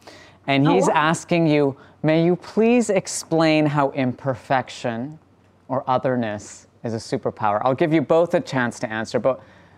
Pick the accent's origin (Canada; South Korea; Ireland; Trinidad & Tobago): Canada; And both you and I were born and raised in Canada.